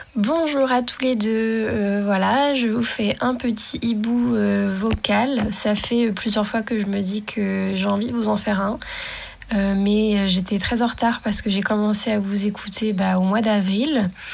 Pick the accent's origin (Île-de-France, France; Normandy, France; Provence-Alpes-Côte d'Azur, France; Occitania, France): Normandy, France; je suis normande aussi